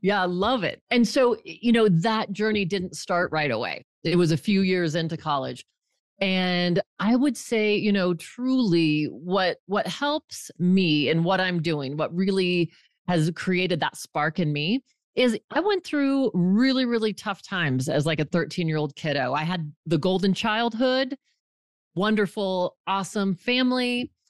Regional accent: Fort Collins, Colorado, United States; moved away as an adult; I grew up in Fort Collins, Colorado, moved away for twenty years, and for the last decade, I've been back.

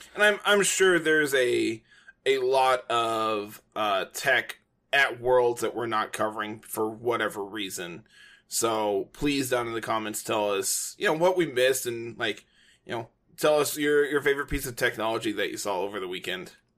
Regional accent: United States; I am an English-speaking American

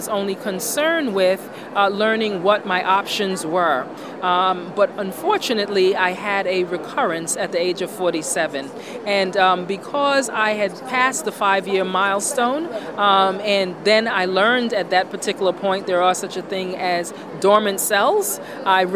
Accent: New York City, New York, United States; I'm from New York City

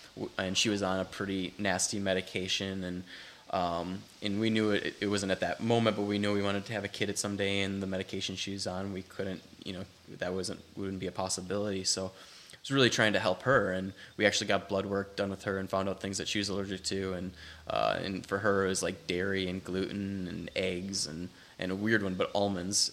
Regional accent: Wisconsin, United States; moved away; I grew up doing it in Wisconsin

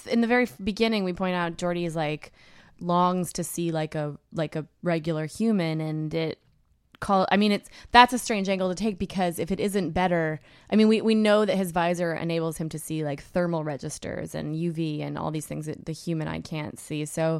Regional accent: Canada; I'm Canadian

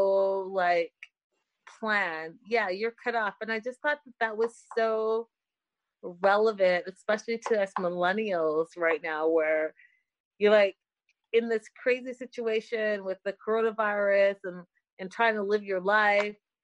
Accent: India; now in United States; me being Indian

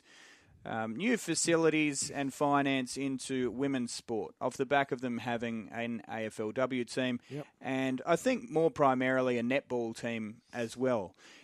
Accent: Adelaide, South Australia, Australia; I was born in Adelaide.

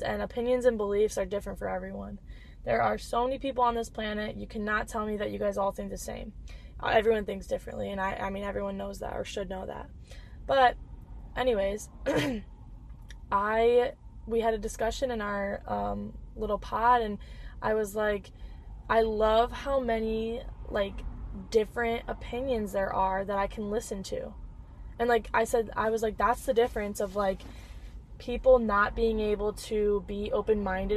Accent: Dixon, United States; moved away as an adult; also born or lived in Cedar Rapids, Iowa; now in Milwaukee, United States; back home in Dixon, where I live, in my hometown. And then I could also go to my ex-hometown, or my ex-home, Cedar Rapids

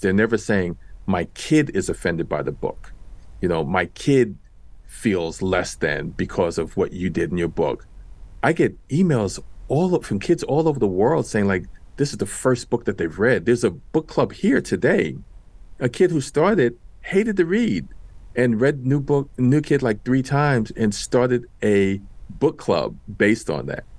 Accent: New York City, New York, United States; I grew up in Washington Heights in New York City.

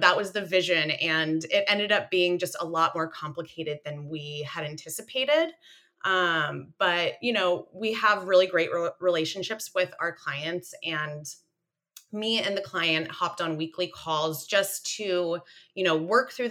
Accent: Central Coast, California, United States; I'm from the Central Coast

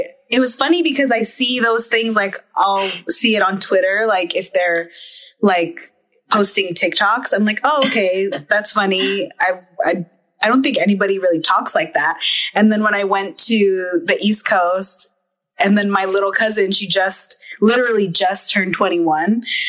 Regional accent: Philippines; Because we're Filipino.

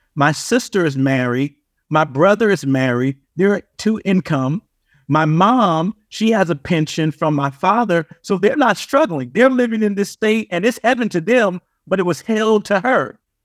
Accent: Compton, California, United States; growing up in Compton

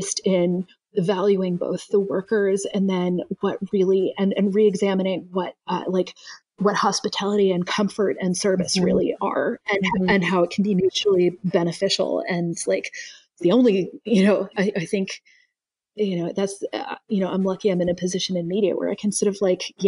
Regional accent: Kentucky, United States; I'm from Kentucky

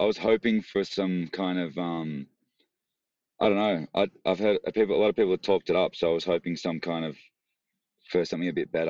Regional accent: Frankston, Victoria, Australia; also born or lived in Melbourne; I grew up like an hour southeast in a place called Frankston, which mm-hmm. was cool. Cool little spot.

